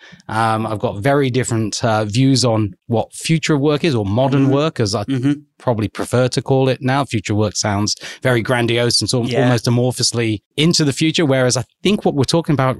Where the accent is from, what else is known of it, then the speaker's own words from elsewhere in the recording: Liverpool, North West England, United Kingdom; moved away as an adult; now in Australia; So as you can tell from the accent, so I'm English, been in Australia for close to 20 years now.